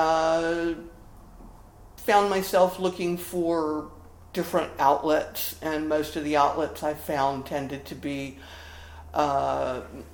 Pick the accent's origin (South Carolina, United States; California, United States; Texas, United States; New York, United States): South Carolina, United States; I grew up in the Episcopal Church in the Diocese of South Carolina